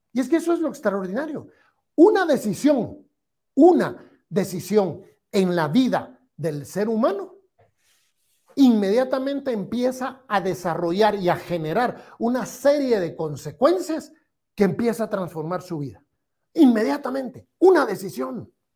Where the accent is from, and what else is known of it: Guatemala